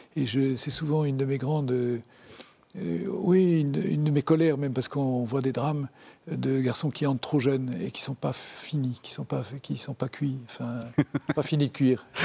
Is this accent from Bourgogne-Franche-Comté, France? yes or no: no; Le Havre, Normandy, France; also born or lived in Brest; now in Paris, France; J'ai grandi au Havre, euh, une ville que, je n'aimais pas du tout.